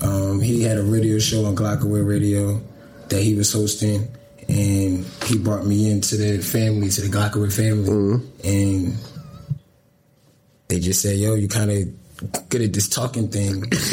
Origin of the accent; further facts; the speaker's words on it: Willow Grove, Pennsylvania, United States; also born or lived in Philadelphia; I was born in Philadelphia, but I moved outside of Philadelphia to a place called Willow Grove. Okay. Call it the county. So that's where like my roots really started at.